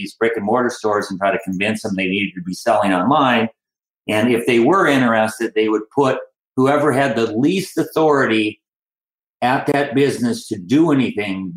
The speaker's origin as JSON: {"language": "English", "town": "Minot", "region": "North Dakota", "country": "United States", "tie": "born or raised there", "said": "I'm from originally from Minot, North Dakota, and I graduated from Ike Alternative School there"}